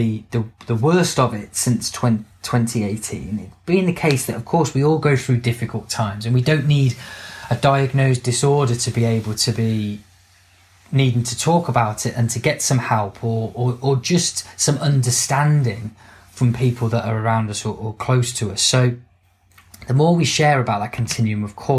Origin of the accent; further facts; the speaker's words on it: United Kingdom; if we're British